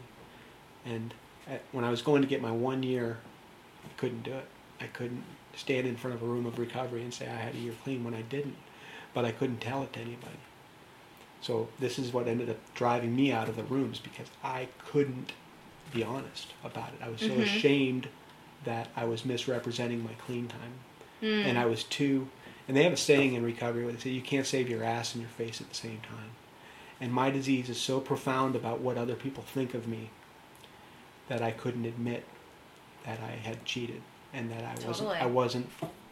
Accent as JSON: {"language": "English", "country": "United States", "said": "I'm American"}